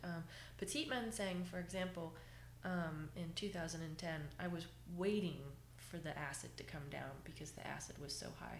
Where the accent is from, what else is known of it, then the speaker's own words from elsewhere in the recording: Jacksonville, Florida, United States; moved away as an adult; now in Virginia, United States; I grew up in Florida.